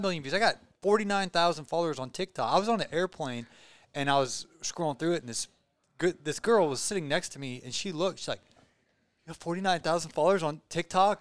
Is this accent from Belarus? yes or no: yes; Belarus; I'm from Belarus